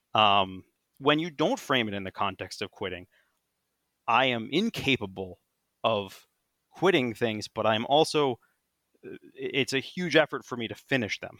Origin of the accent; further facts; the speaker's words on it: United States; I'm still an American